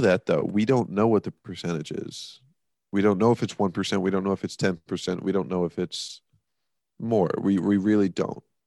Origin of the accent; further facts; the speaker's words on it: United States; being American.